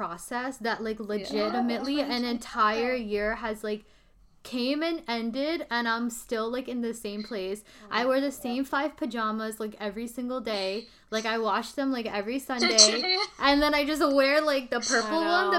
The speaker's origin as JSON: {"language": "English", "country": "Pakistan", "said": "we're Pakistani"}